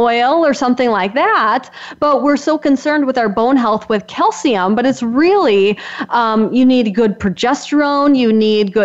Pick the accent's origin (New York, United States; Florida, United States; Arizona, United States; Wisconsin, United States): Wisconsin, United States; I'm from Wisconsin, so if you can't tell with my accent, this is a dairy state